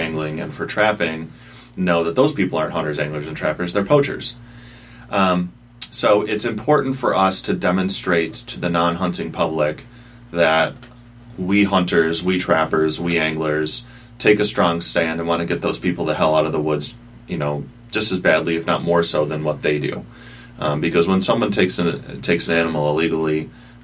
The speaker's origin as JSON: {"language": "English", "town": "Holland", "region": "Michigan", "country": "United States", "tie": "born or raised there", "said": "I grew up in Holland"}